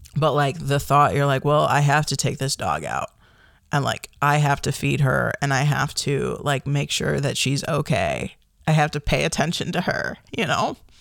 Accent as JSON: {"language": "English", "town": "Chicago", "region": "Illinois", "country": "United States", "tie": "born or raised there", "also_born_or_lived": "Michigan / Kalamazoo / Appleton", "moved": "as an adult", "lives_now": "Oregon, United States", "said": "I grew up in the Chicagoland area"}